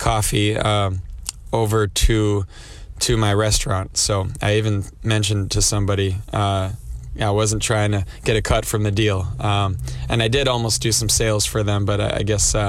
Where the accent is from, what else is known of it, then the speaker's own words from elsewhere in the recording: Wisconsin, United States; I grew up in Wisconsin